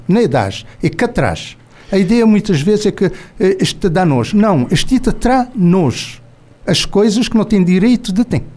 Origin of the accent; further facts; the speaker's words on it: Mindelo, São Vicente, Cape Verde; falar como mindelense